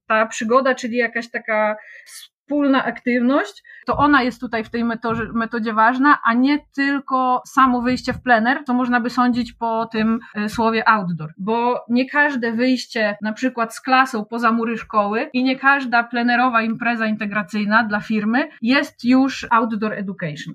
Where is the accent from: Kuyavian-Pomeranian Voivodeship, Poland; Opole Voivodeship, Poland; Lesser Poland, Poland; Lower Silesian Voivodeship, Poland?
Lower Silesian Voivodeship, Poland; Wrocław; also born or lived in Kłodzko Valley; Urodziłam się we Wrocławiu, ale od kilku lat konsekwentnie próbuję przenieść całe swoje życie y, w góry, w Kotlinę Kłodzką.